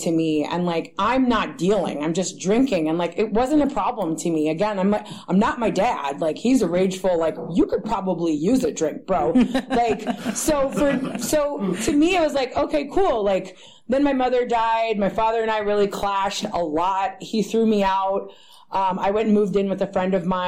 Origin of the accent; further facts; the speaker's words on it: Berkeley, California, United States; I grew up in this area. I grew up in Berkeley